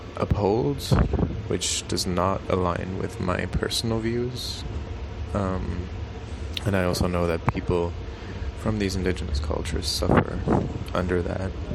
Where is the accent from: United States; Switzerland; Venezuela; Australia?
Switzerland; I'm from Switzerland.